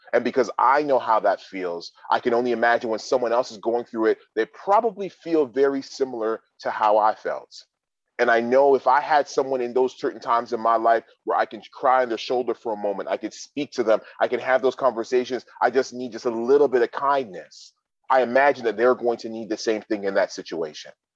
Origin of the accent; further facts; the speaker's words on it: Toronto, Ontario, Canada; I was born and raised in Toronto, Ontario, Canada